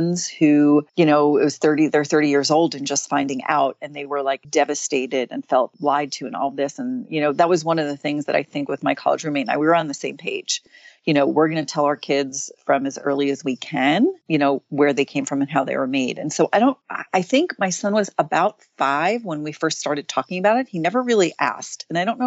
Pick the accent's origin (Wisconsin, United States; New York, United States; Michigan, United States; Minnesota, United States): New York, United States; now in West Coast, United States; I'm from New York. And so I go back there pretty often